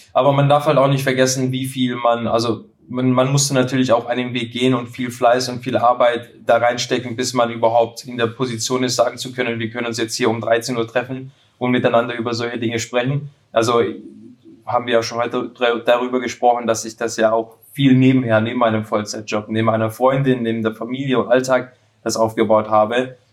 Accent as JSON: {"language": "German", "area": "near Schwäbisch Hall", "region": "Baden-Württemberg", "country": "Germany", "said": "ich komme ja ähm, aus dem Süden, aus in der Nähe von Schwäbisch Hall"}